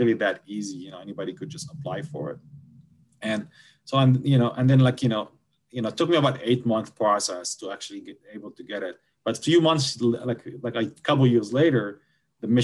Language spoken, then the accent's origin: English; Gaza Strip, Palestine; English is a second language; I cannot even go to my home country easily, you know, just because, you know, I happen to have a Gaza ID.